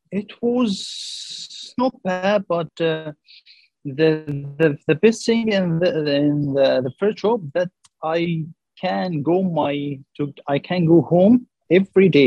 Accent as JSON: {"language": "English", "town": "Mansoura", "region": "Dakahlia", "country": "Egypt", "tie": "born or raised there", "second_language": "English", "moved": "as an adult", "lives_now": "Alexandria, Egypt", "said": "I'm living there when I was young. I'm living yeah. all uh, all my life. I'm here from Mansoura."}